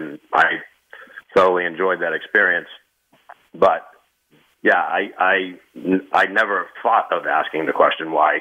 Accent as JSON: {"language": "English", "region": "Northeast", "country": "United States", "tie": "born or raised there", "said": "my hometown is a very, very blue-collar town up in the Northeast"}